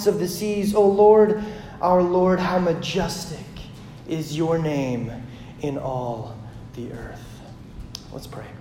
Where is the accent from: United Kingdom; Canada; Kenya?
Canada; Hagen, Saskatchewan; I grew up in Hagen, Saskatchewan, Canada, which is pretty much like North Dakota squared